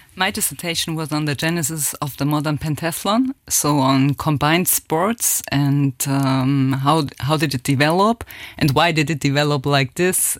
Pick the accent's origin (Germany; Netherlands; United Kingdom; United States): Germany; accent: German; English is a second language; moved away as an adult; also born or lived in France; now in Luxembourg; my accent is still very German.